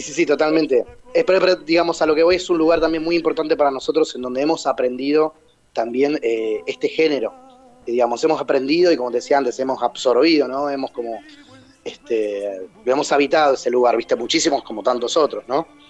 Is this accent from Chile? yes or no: no; Temperley, Buenos Aires Province, Argentina; yo soy de Temperley